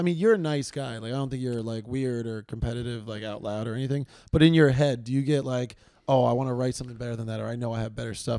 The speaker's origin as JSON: {"language": "English", "town": "New York City", "region": "New York", "country": "United States", "said": "living in New York, that's the thing, like, I'm from Queens."}